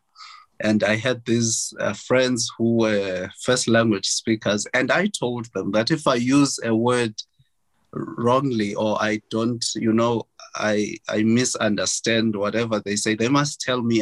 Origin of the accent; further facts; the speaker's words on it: Transkei, Eastern Cape, South Africa; moved away as an adult; I'm from Transkei and I speak isiXhosa